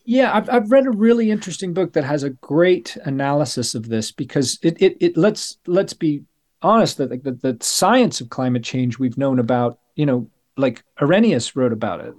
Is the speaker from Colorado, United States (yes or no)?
yes; Denver, Colorado, United States; moved away as an adult; now in United Kingdom; I was growing up in Colorado, and Saint Francis is the patron saint of Denver, where I was born